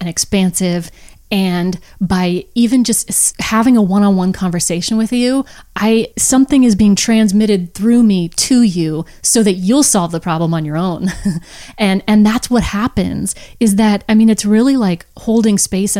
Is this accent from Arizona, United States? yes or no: yes; Phoenix, Arizona, United States; I was born in Phoenix, Arizona